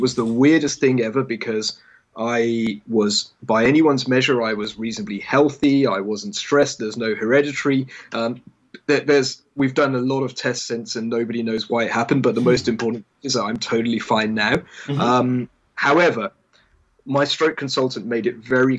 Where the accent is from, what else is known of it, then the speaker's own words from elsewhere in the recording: England, United Kingdom; I grew up in England, and I went to a very English school